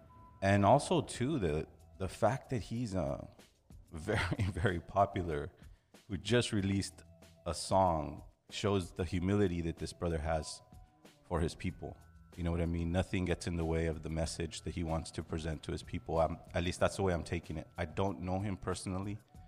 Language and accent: English; Los Angeles, California, United States; El Vu is a hip hop, you know, artist from Los Angeles. You know, we're artists from Los Angeles.